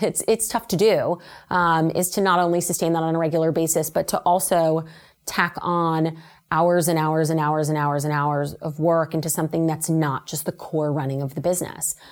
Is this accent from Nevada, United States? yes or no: yes; Las Vegas, Nevada, United States; moved away; I'm originally from Las Vegas, Nevada.